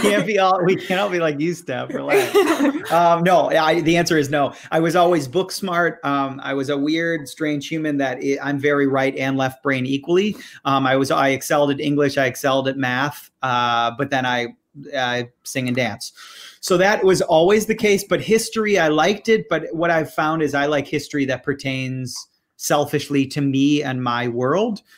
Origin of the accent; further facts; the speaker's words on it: Michigan, United States; I grew up in Michigan